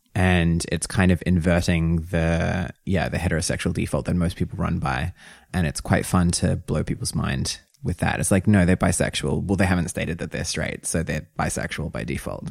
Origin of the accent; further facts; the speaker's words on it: New Zealand; I'm from New Zealand